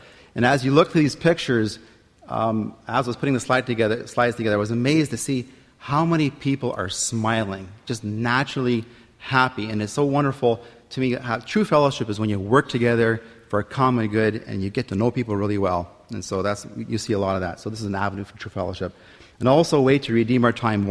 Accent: Windsor, Ontario, Canada; I'm from Windsor, Ontario

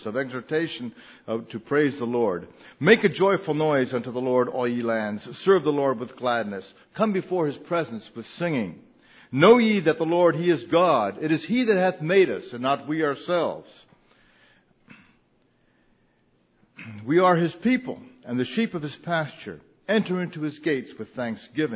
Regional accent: New Jersey, United States; I was raised in New Jersey

